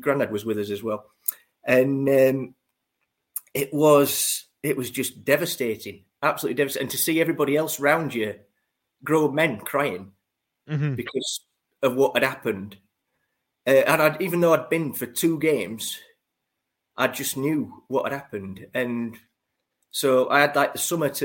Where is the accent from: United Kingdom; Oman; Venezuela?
United Kingdom; Sheffield, Yorkshire and the Humber; moved away as an adult; now in Lincoln, United Kingdom; I'm from Sheffield. I originally lived in Sheffield for about a couple of years at Winkerbank, so at the Sheffield at the Wednesday end, if you like. Yeah, yeah. But then actually grew up in Norton